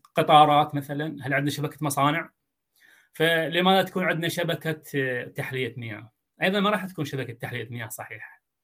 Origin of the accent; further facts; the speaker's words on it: Iraq; دجله والفرات عندنا موجودين بدون دجله والفرات احنا جزء من الصحراء العربيه